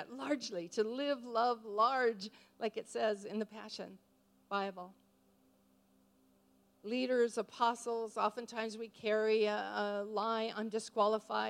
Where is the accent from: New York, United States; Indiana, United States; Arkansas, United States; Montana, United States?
Montana, United States; moved away; also born or lived in New Zealand; I'm a grandma from Montana